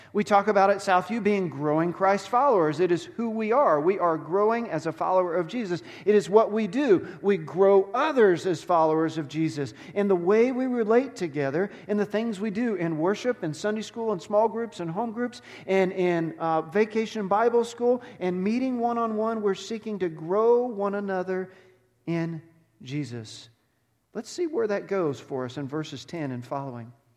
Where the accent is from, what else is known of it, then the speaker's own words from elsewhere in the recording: Texas, United States; moved away; I grew up in Texas.